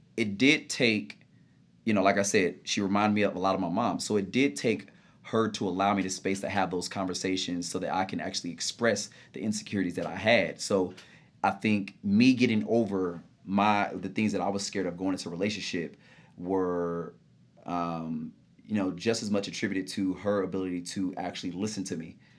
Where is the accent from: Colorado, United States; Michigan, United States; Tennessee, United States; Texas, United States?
Texas, United States; Grand Prairie; moved away as an adult; now in New York, United States; born and raised Dallas, Texas, in a little suburban area called Grand Prairie